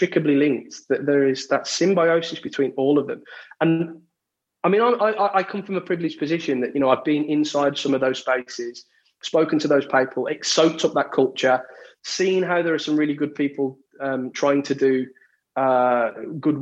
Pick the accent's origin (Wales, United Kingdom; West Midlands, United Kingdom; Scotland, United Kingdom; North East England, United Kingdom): West Midlands, United Kingdom; Walsall; also born or lived in Birmingham; I'd played with a lot of black and Asian kids growing up in the Walsall area, Walsall Birmingham area.